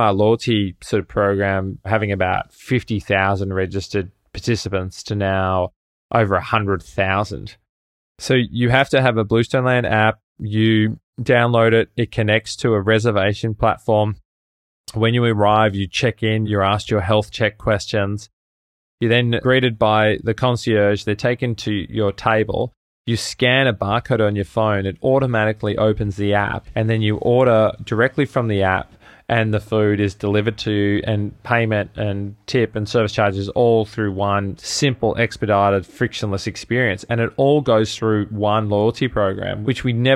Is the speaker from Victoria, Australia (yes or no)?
yes; Melbourne, Victoria, Australia; moved away as an adult; also born or lived in New York City, United States; I'm originally from Melbourne in Australia, and I landed in the States, in New York City, in late 2010 to actually go to business school